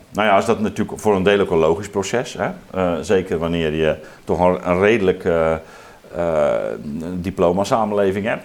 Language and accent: Dutch; Zeelandic Flanders, Netherlands; ik ben zelf opgegroeid in Zeeuws-Vlaanderen